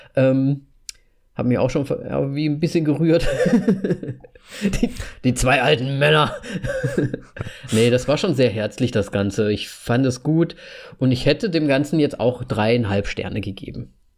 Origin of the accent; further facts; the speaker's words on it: Hesse, Germany; now in Slovakia; Ich bin, ich bin in Deutschland zur Schule gegangen